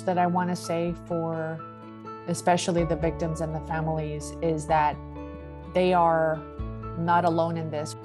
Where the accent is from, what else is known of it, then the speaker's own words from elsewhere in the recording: El Paso, Texas, United States; I grew up in the Ranchland Hills area, about 2 miles from the Cielo Vista Walmart